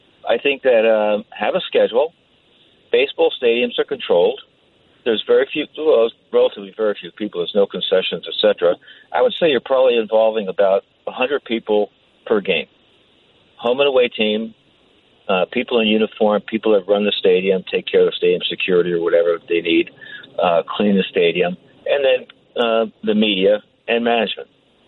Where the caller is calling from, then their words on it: Belmar, New Jersey, United States; Oh, I said I was from Belmar.